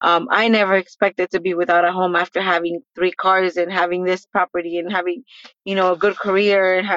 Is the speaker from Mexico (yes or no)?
yes; Mexico; now in Echo Park, United States; I've been in Echo Park since 1990. I immigrated from Mexico, so I am a proud Mexican.